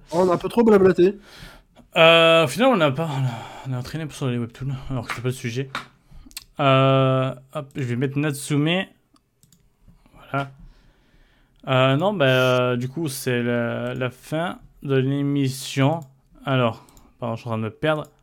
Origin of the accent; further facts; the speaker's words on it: Italy; Ouais, j'ai le droit, je suis italien.